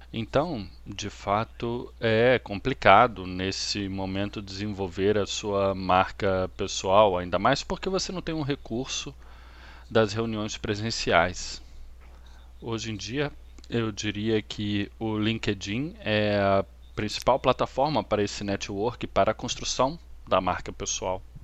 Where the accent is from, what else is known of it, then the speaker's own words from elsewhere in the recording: Australia; Eu sou australiano e moro em Sydney